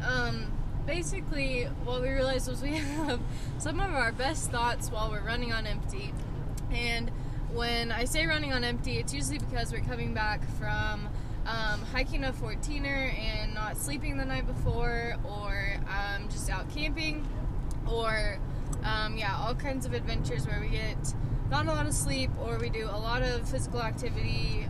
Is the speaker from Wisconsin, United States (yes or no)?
no; Oklahoma, United States; moved away as an adult; now in Colorado, United States; I'm from Oklahoma, and then I've lived in Colorado for a year and a half now.